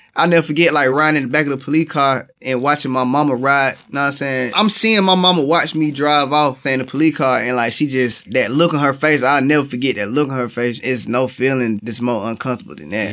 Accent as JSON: {"language": "English", "town": "Atlanta", "region": "Georgia", "country": "United States", "said": "I am from Atlanta, Georgia, the east side of Atlanta"}